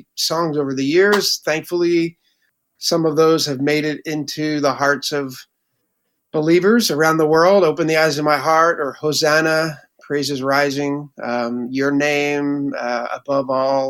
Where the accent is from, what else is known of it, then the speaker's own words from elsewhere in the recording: Northeast, United States; I grew up in the Northeast